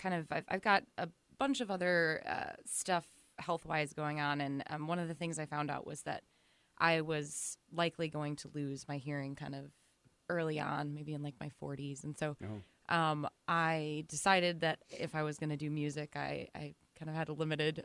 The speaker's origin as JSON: {"language": "English", "town": "Milwaukee", "region": "Wisconsin", "country": "United States", "tie": "born or raised there", "said": "born and raised in Milwaukee."}